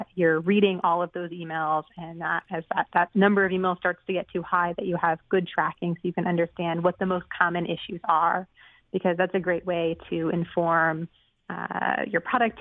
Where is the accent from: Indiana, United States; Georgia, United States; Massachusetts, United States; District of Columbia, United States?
Massachusetts, United States; Boston; I'm from the Boston area originally